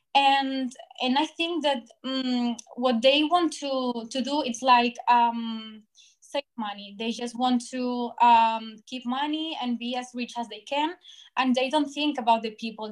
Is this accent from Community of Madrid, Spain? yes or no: no; Barcelona, Catalonia, Spain; I'm from Barcelona, and I am studying journalists in Autonomous University